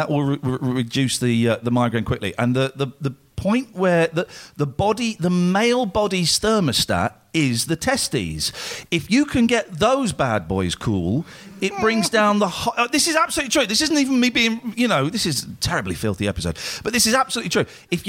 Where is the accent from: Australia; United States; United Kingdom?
United Kingdom; Wales; I'm from Wales, and it's very nice to meet you.